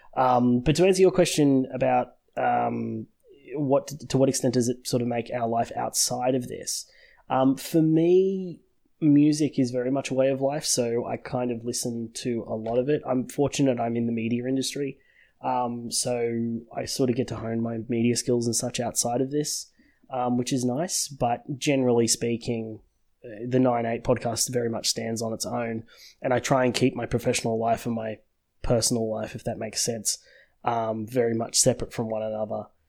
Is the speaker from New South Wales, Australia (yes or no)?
yes; Sydney, New South Wales, Australia; born and raised in Sydney, uh, in Australia